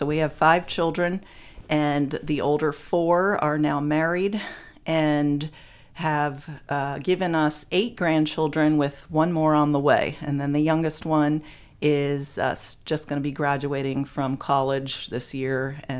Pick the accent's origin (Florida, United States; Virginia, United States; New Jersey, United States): New Jersey, United States; moved away as an adult; I'm from New Jersey